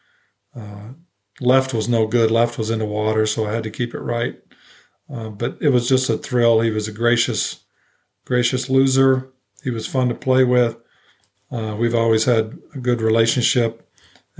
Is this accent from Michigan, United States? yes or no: no; Phoenix, Arizona, United States; I came to Phoenix, obviously my hometown